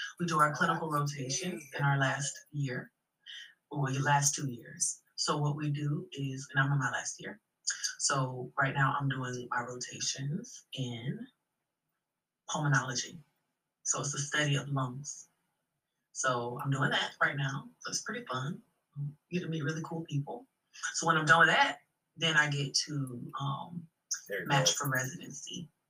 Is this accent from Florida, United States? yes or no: yes; Florida, United States